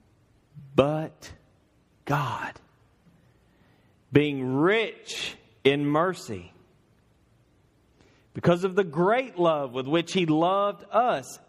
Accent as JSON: {"language": "English", "region": "Northeast Georgia", "country": "United States", "moved": "as an adult", "lives_now": "Louisville, United States", "said": "I'm from Northeast Georgia."}